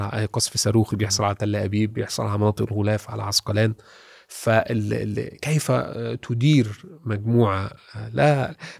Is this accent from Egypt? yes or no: yes; Egypt; انا مصري